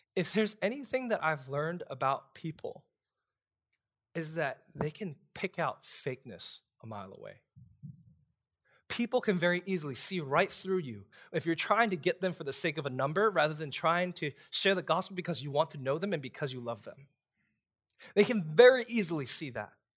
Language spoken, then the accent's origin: English; New York City, New York, United States; moved away as an adult; also born or lived in Texas; now in Louisiana, United States; I'm a kid from Brooklyn